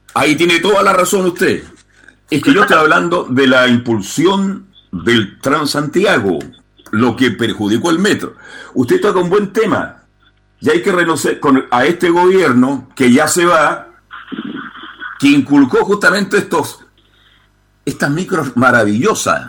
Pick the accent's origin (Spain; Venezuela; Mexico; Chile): Chile; Yo soy un chileno común y como corriente como todos ustedes